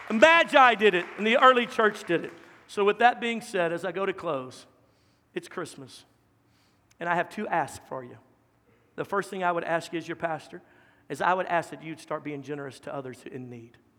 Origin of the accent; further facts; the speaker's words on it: Louisiana, United States; now in Dallas-Fort Worth Metroplex, United States; I'm from Louisiana. Our capital city, Baton Rouge, was only 300,000